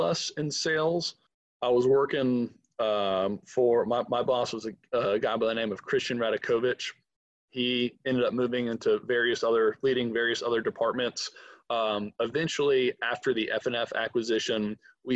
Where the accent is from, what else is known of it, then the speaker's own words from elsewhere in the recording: Atlanta, Georgia, United States; I'm from Atlanta, when I moved back, all my friends had moved out